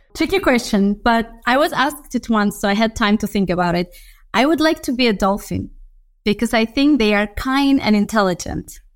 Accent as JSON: {"language": "English", "town": "Baku", "country": "Azerbaijan", "also_born_or_lived": "Budapest, Hungary", "moved": "as an adult", "said": "I come originally from Baku, Azerbaijan. So that's what I, where I studied"}